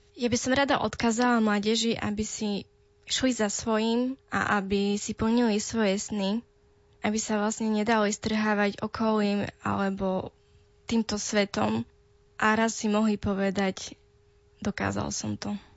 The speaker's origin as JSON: {"language": "Slovak", "country": "Slovakia", "first_language": "Romani", "second_language": "Slovak", "said": "mám 26 rokov a pochádzam z Liného."}